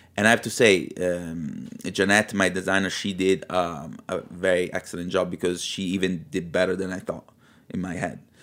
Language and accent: English; Milan, Lombardy, Italy; also born or lived in Liguria; now in New York, United States; I was raised in Milano in the eighties